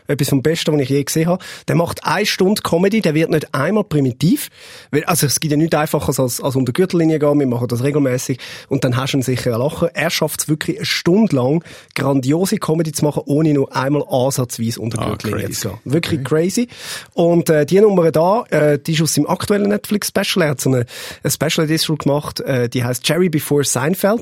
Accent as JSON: {"language": "German", "country": "Switzerland", "said": "als Schweizer"}